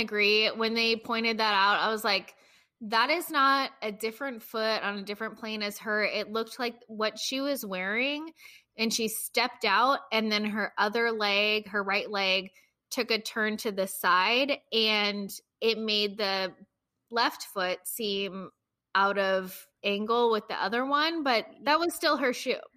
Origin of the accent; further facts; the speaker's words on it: United States; as an American